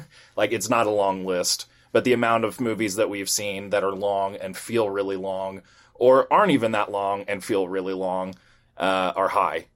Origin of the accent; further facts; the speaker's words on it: United States; from the U S